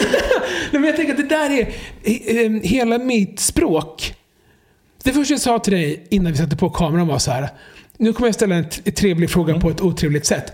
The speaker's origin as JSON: {"language": "Swedish", "town": "Jönköping", "region": "Jönköping County", "country": "Sweden", "tie": "born or raised there", "said": "när jag växte upp i Jönköping på 90-talet"}